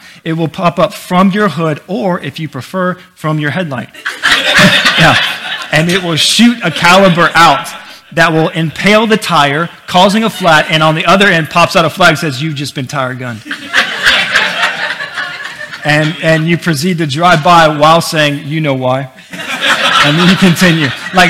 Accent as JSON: {"language": "English", "region": "Florida", "country": "United States", "said": "I'm from Florida."}